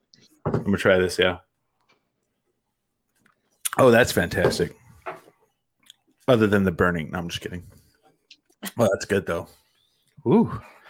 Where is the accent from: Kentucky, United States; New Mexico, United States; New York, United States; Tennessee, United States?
New Mexico, United States; Curry County; also born or lived in Roosevelt County, New Mexico; I grew up in Curry County, and then I went to college in Roosevelt County.